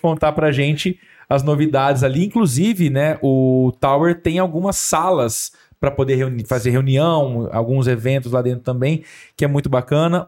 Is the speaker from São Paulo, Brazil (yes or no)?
yes; Ribeirão Preto, São Paulo, Brazil; moved away as an adult; now in Franca, Brazil; eu sou de Ribeirão Preto, né? Sim. né? Vim para Franca em 2018